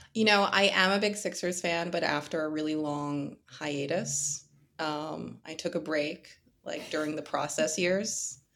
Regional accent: Philadelphia, Pennsylvania, United States; I'm from Philly, so, you know, Harden's come to my city.

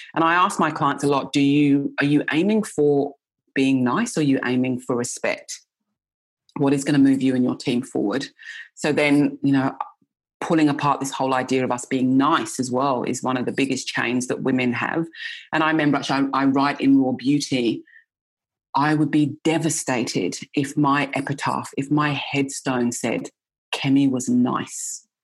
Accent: England, United Kingdom; I grew up in England

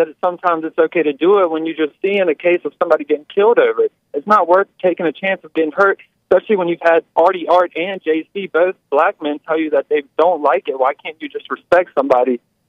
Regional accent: Virginia, United States; I'm from Virginia.

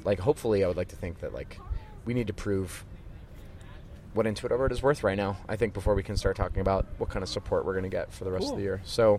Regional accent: Philadelphia, Pennsylvania, United States; growing up in Philadelphia hardcore

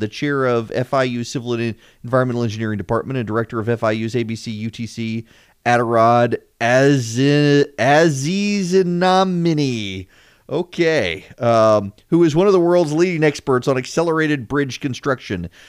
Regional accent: Louisiana, United States; now in Georgia, United States; I'm from Louisiana

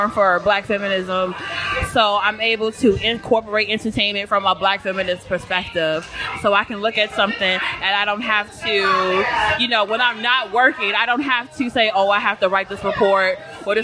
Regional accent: Chicago, Illinois, United States; moved away as an adult; now in Elizabeth, United States; I'm from Chicago, too.

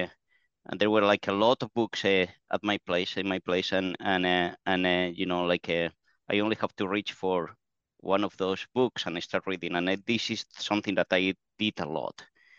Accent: Basque Country, Spain; English is a second language; The only thing that was unusual about that is that at the time I was a kid, it was the Spanish transition, so there was a lot of conflicts

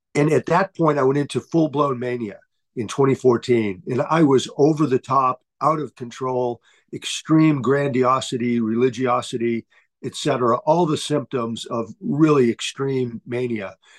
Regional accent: Holbrook, Massachusetts, United States; moved away as an adult; also born or lived in Brockton, Massachusetts / Darmstadt, Germany; I grew up in Holbrook, uh, about 15 miles south of uh, Boston

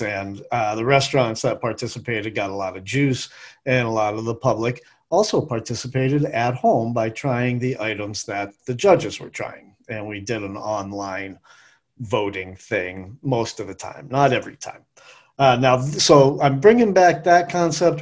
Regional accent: New England, United States; now in Western North Carolina, United States; I'm from New England, grew up eating lobster

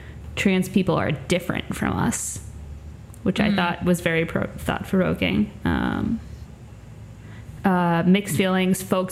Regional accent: Long Island, New York, United States; I'm very much from Long Island

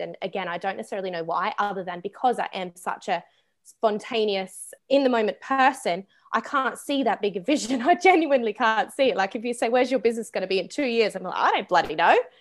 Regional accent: Australia; moved away; I am from Australia

